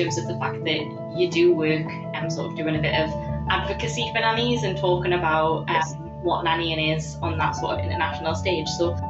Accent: United Kingdom; Well, I suppose that's good to know as a Brit that they're not particularly bad at it.

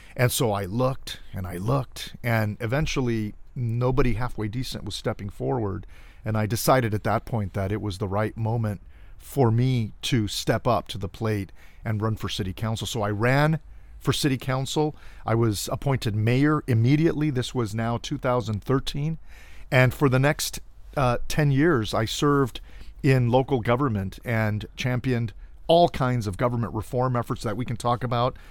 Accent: Cudahy, California, United States; now in Riverside County, United States; I was born and raised in Los Angeles. In fact, a small suburban city of L A County called Cudahy.

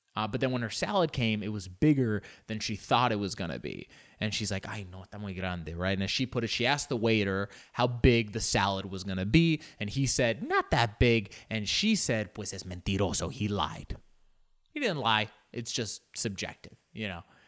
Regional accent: United States; we're American

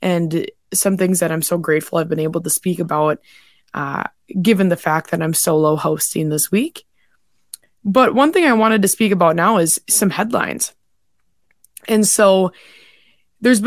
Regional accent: North Dakota, United States; my home state in North Dakota

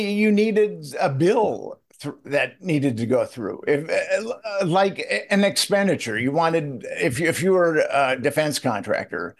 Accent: Minneapolis, Minnesota, United States; moved away; I'm from Minneapolis, and I've been to that airport a number of times because I go home or I go back to Minneapolis fairly often.

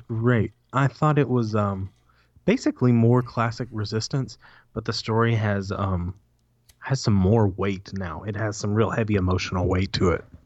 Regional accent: United States; As an American

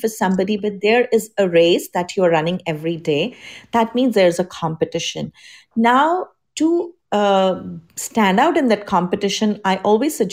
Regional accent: India; now in United States; I'm from India. That's my home country

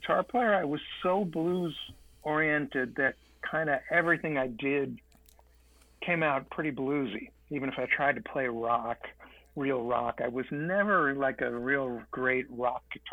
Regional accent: New York City, New York, United States; we both are born and raised in Manhattan in New York City

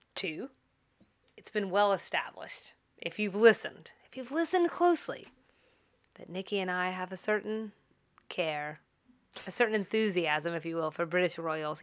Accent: United States; as an American

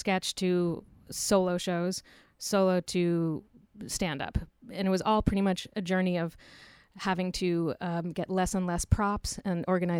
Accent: Richmond, Virginia, United States; Uh-huh. Yeah, I'm from Richmond.

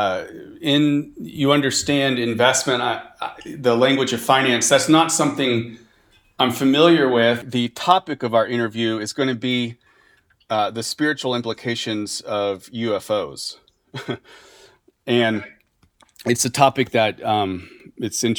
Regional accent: Texas, United States; moved away as an adult; also born or lived in Nicaragua / Boston / Chicago; I'm from Texas, but I lived in Nicaragua for a couple years, and then I did with the Franciscans, and then I was in Boston for 4 years, and then we went to Chicago for 4 years.

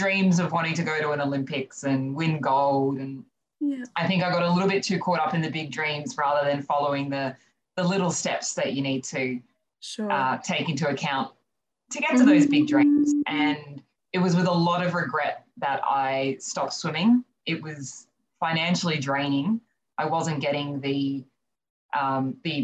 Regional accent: Canberra, Australian Capital Territory, Australia; moved away as an adult; also born or lived in New Zealand / Melbourne; now in Sunshine Coast, Australia; I grew up in Canberra, so I was there with Vikings for about 11 years.

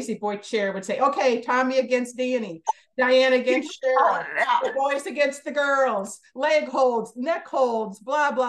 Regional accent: Hobart, Indiana, United States; I'm from Hobart, Indiana. And I had the most amazing childhood.

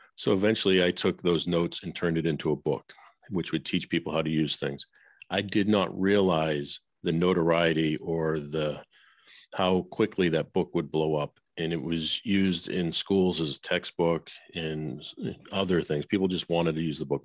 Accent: Boston, Massachusetts, United States; moved away as an adult; also born or lived in Nashville; I grew up in Boston

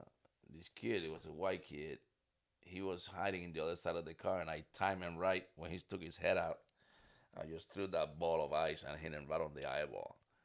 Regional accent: Puerto Rico; English is a second language; moved away as an adult; also born or lived in New York / El Paso, Texas / Germany; I was back in PR within a week.

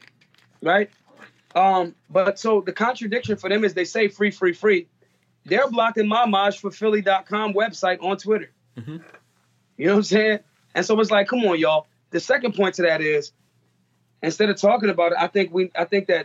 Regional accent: Philadelphia, Pennsylvania, United States; I'm from Philly

